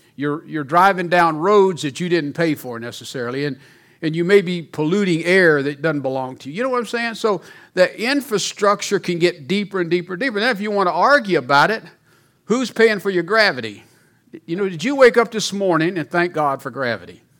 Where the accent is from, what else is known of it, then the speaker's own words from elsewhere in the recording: Mississippi, United States; moved away as an adult; also born or lived in Louisiana; now in Colorado, United States; I'm from Louisiana, even though I was raised in Mississippi.